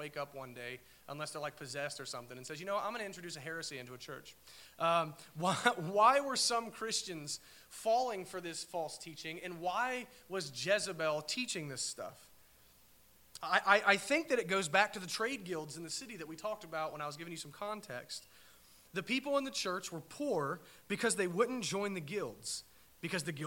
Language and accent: English; United States; I'm an American